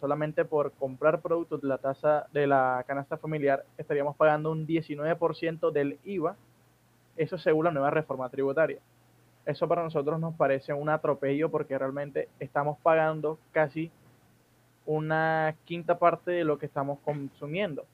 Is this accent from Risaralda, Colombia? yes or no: no; Barranquilla, Atlántico, Colombia; also born or lived in Soledad, Atlántico; yo soy de Barranquilla, la costa caribe, y actualmente vivo en el municipio de Soledad, que es aledaño aquí a Barranquilla.